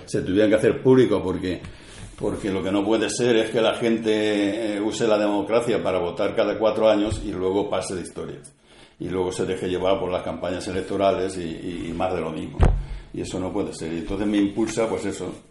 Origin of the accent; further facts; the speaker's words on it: Puerto de Sagunto, Valencian Community, Spain; also born or lived in Cella; a mí me trajeron del puerto a los dos años